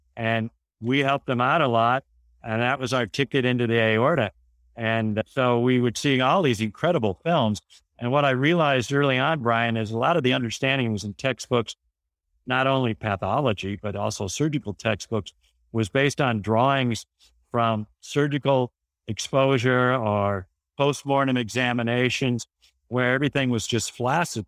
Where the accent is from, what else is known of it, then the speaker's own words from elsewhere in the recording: South Bend, Indiana, United States; moved away as an adult; also born or lived in Houston; I was brought up in South Bend, where my father was a high school principal